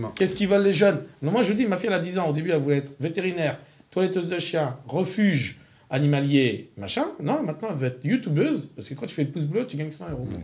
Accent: France; je suis un bon Français, avec les yeux bridés.

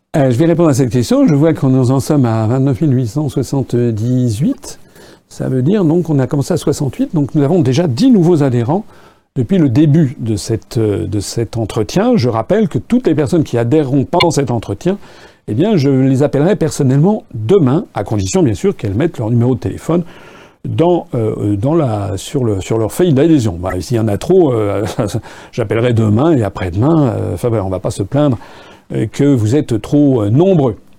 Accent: France; also born or lived in Japan; quand j'étais jeune, il n'y avait pas des uniformes euh, euh, en France

